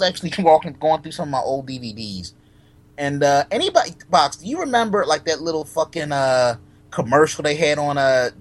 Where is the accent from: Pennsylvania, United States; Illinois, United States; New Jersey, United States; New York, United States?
Pennsylvania, United States; Philadelphia; I'm from Philly.